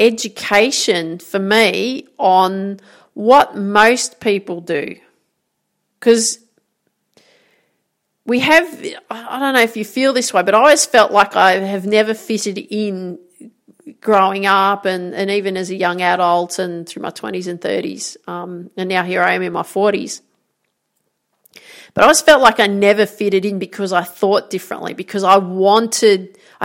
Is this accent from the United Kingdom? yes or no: no; Grafton, New South Wales, Australia; moved away; So I grew up in Grafton, called the Jacaranda City